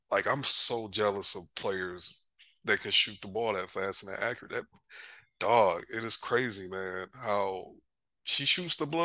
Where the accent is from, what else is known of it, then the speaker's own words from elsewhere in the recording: Michigan, United States; I'm from Michigan